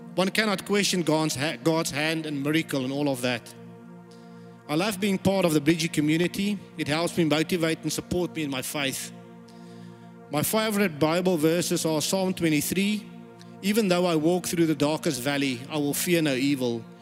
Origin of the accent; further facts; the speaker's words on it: South Africa; moved away; I was born in South Africa